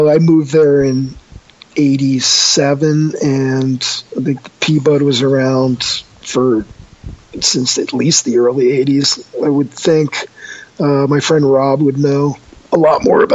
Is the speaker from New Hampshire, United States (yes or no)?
no; Connecticut, United States; moved away; I grew up in Connecticut